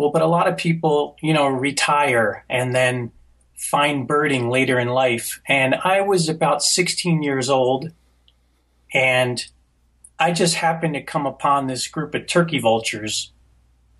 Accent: New Jersey, United States; I grew up in New Jersey

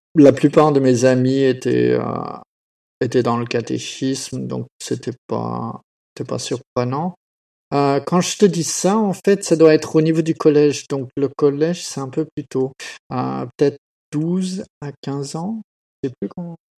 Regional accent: France; now in Australia; j'ai grandi en France

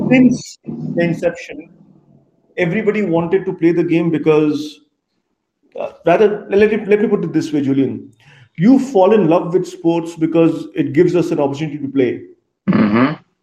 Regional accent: Kolkata, West Bengal, India; I come from India. Yeah. Uh, grew up in a eastern part of the country in Kolkata.

